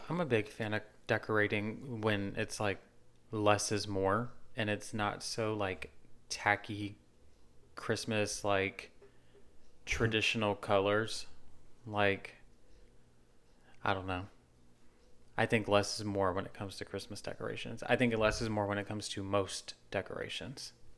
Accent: Nashville, Tennessee, United States; I'm from Nashville

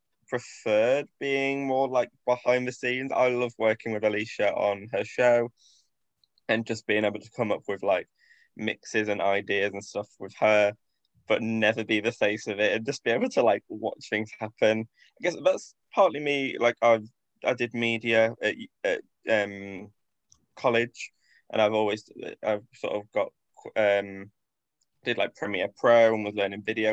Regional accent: Grimsby, Yorkshire and the Humber, United Kingdom; I grew up in Grimsby, which is a town up north

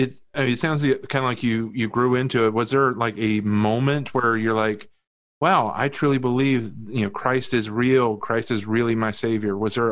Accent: United States; also born or lived in Virginia / West Virginia; now in Chicago, United States; even though I live in Chicago now, I grew up in Virginia and West Virginia.

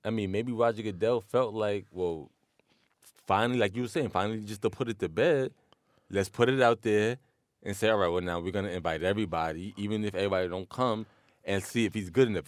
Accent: New York City, New York, United States; I was born in Queens, I grew up in Queens

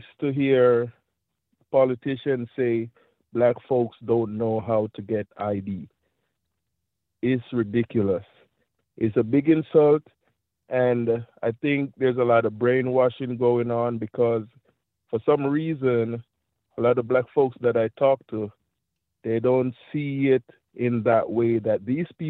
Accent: Jamaica; now in Florida, United States; I'm from Jamaica

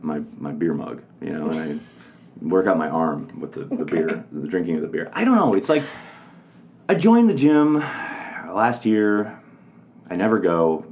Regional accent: Wisconsin, United States; I'm from Wisconsin. I like beer. I like burgers.

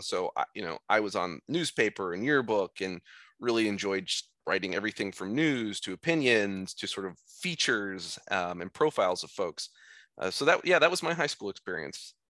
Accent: Iowa, United States; moved away as an adult; also born or lived in Boston; I'm from Iowa, I was very much a homebody for the first eighteen years of my life

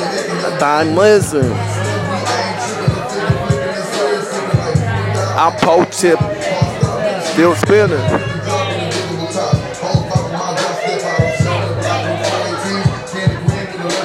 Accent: New York, United States; moved away; I was raised in New York

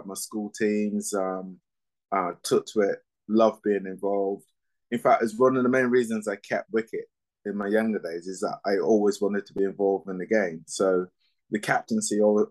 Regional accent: Barbados; moved away; also born or lived in England; I was born in England, you know, even though my formative years were in Barbados

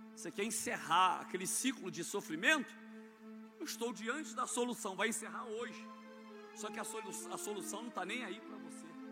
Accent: Brazil; lá no morro do loteamento Samambaia, aonde eu nasci

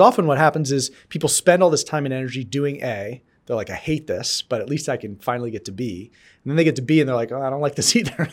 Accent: New York area, United States; also born or lived in North Dakota / Colorado; now in Boston, United States; I grew up in the New York area

